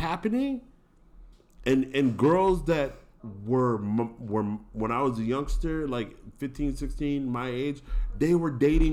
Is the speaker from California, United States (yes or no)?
yes; Pasadena, California, United States; Pasadena, California